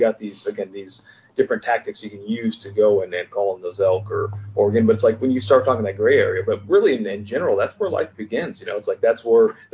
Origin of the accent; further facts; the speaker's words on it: Southeast, United States; growing up in Southeast